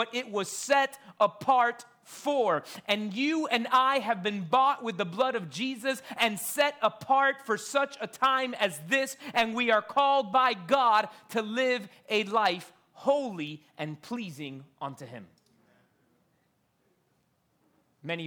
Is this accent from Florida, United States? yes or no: yes; Miami, Florida, United States; I grew up here in Miami going to University of Miami football games in the Orange Bowl